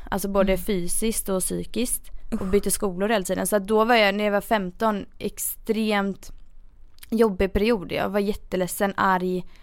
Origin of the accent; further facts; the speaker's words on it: Gothenburg, Västra Götaland, Sweden; jag är ju en göteborgare